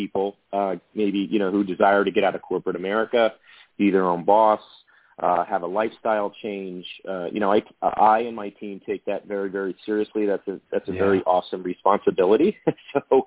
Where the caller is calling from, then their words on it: Morristown, New Jersey, United States; I'm calling from my home office today in Morristown, New Jersey